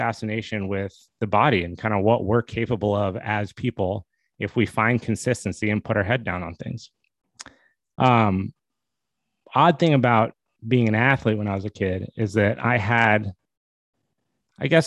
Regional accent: Steamboat Springs, Colorado, United States; also born or lived in Boston, Massachusetts; I was born in Boston, but I grew up in Steamboat Springs, Colorado. We moved to Steamboat when I was about 9 years old

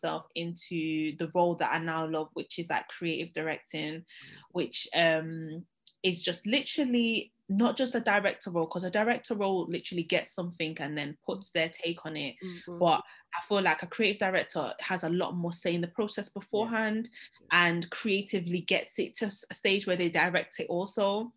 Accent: Manchester, North West England, United Kingdom; moved away as an adult; I'm from Manchester originally

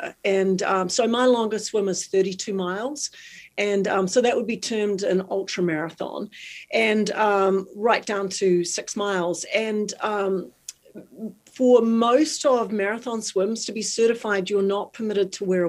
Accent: New Zealand; moved away; I'm from New Zealand. In New Zealand, I was 2 and a half

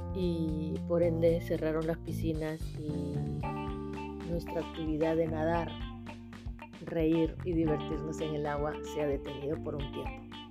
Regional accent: Callao, Peru; yo soy del Callao, yo aprendí a nadar en Chucuito.

